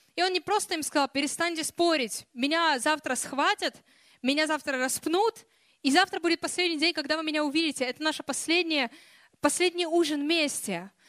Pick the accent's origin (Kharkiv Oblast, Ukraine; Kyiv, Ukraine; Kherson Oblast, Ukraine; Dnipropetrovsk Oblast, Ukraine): Kyiv, Ukraine; moved away; also born or lived in Russia; я росла в Киеве